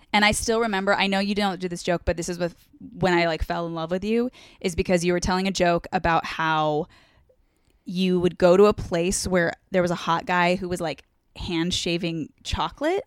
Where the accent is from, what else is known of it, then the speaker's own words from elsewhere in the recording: Orange County, California, United States; also born or lived in San Diego, California; I'm from Orange County